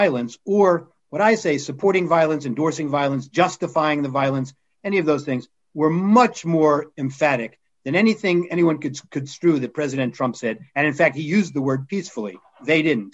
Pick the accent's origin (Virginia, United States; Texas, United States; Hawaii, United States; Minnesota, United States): Virginia, United States; McLean; moved away; also born or lived in Freeport, New York / Alabama / New York; I grew up in Virginia, just outside D.C., McLean, Virginia